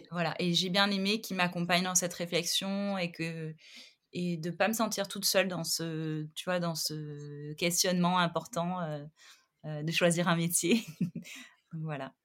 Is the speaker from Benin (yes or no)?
no; Montpellier, Occitania, France; now in Paris, France; je suis originaire de Montpellier, je vis à Paris